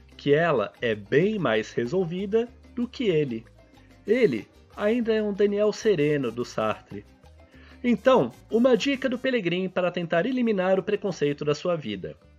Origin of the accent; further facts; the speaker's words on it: São Paulo, Brazil; mesmo sendo paulista